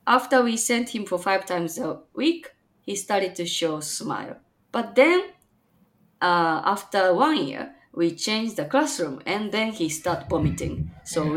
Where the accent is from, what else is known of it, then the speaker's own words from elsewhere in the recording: Japan; now in Chicago, United States; I'm from Japan, but currently living in freezing Chicagoland, Illinois, USA